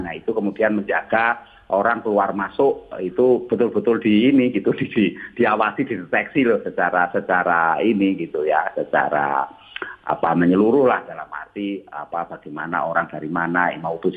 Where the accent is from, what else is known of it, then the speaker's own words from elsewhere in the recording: Purworejo, Central Java, Indonesia; Tetapi untuk wilayah daerah saya misalnya asal saya itu Purworejo.